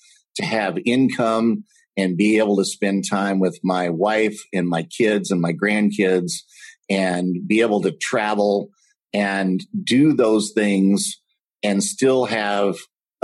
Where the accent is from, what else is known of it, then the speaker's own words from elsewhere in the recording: Texas, United States; moved away as an adult; now in Minnesota, United States; I am currently residing in Minnesota. I'm from Texas.